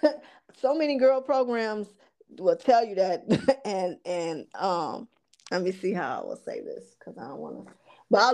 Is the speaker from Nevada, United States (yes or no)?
no; Chicago, Illinois, United States; even little ghetto girls like me growing up on the South Side on the low end of Chicago